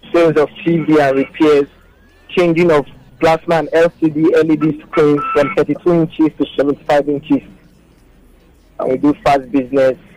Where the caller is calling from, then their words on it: Lagos, Nigeria; Yeah, I'm calling from Lagos, Lekki.